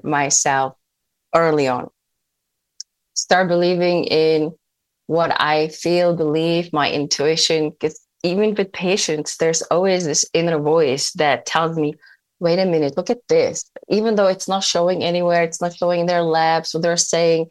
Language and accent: English; Czechia; moved away as an adult; now in United States; where I grew up in the Czech Republic